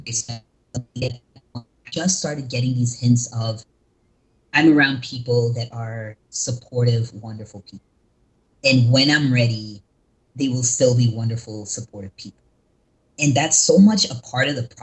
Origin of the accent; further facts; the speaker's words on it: North Carolina, United States; also born or lived in California; now in Los Angeles, United States; I was born and raised in North Carolina, but I'm actually based in California